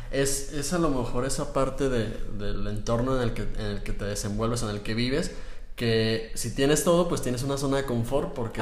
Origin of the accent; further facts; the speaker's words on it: Mexico; nosotros acá como mexicanos